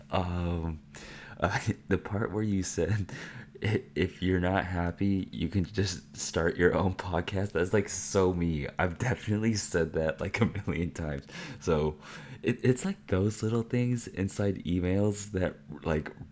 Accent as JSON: {"language": "English", "town": "Granby", "region": "Quebec", "country": "Canada", "said": "Since I'm from Canada, Granby, we have some other particular accounts"}